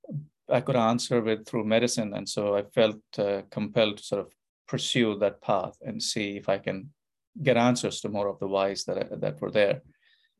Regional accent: Kanpur, Uttar Pradesh, India; moved away as an adult; also born or lived in Calcutta, India / Bombay, India; now in United States; I was born in India, born in Calcutta in India. But I lived most of my growing up years in northern India, in a city called Kanpur

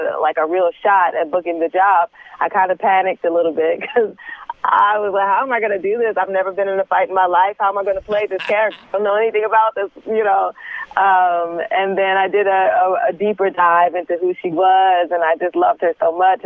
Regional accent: Detroit, Michigan, United States; I'm from Detroit. Yes. So I, you know, am able to draw from, you know, some of my surroundings growing up

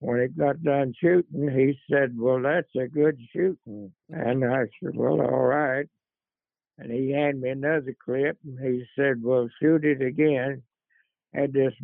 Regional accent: Oklahoma, United States; also born or lived in Torrance, California; I didn't grow up there. I grew up in Oklahoma

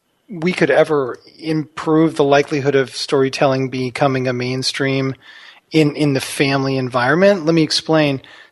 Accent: Texas, United States; we'd always want to hear about stories about our grandparents and growing up in Texas with both my parents.

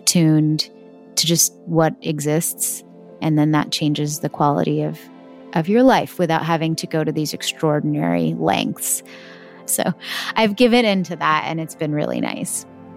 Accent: Texas, United States; I was born and brought up in Texas in America

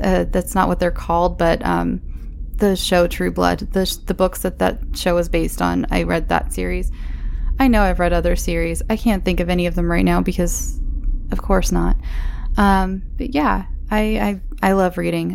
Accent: Imperial, California, United States; I'm from a place called Imperial, California

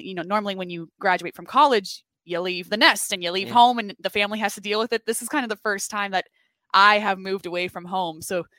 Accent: Fort Lauderdale, Florida, United States; moved away; So I'm from South Florida, Fort Lauderdale, went to the University of Florida

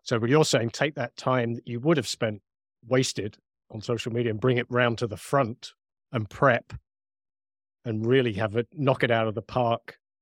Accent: United Kingdom; accent: British; my British accent

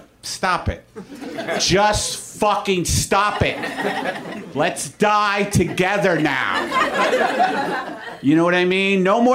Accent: New York, United States; moved away as an adult; I'm a New Yorker, and I was in New York when that happened, and that's when I moved.

